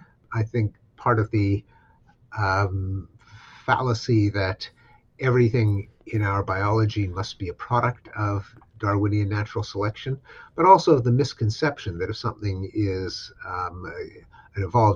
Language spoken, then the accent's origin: English; Canada; something I'm familiar with as a Canadian